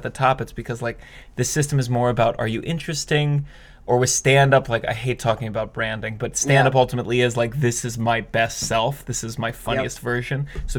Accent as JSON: {"language": "English", "region": "Maryland", "country": "United States", "said": "So Maryland, originally."}